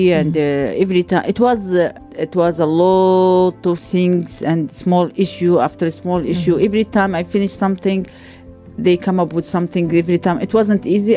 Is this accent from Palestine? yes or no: yes; Gaza Strip, Palestine; moved away as an adult; now in Luxembourg; I'm from Palestine. I'm from Gaza Strip even, not from Palestine just